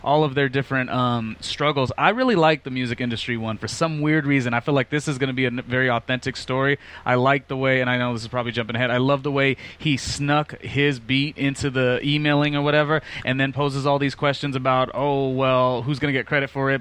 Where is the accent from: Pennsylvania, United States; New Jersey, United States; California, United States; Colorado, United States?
California, United States; Los Angeles; also born or lived in Las Vegas; I grew up in Los Angeles my entire life